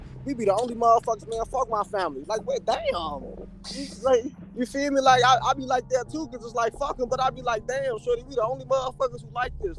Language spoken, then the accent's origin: English; Chicago, Illinois, United States; also born or lived in Atlanta / Alabama / Cincinnati; Well, I'm gonna say I'm born in Chicago, but like raised, you feel me? Like this my home, you feel me? That's where I'm at right now. But like I lived out of state, you feel me? I done lived in Atlanta, I done lived in Alabama, in Cincinnati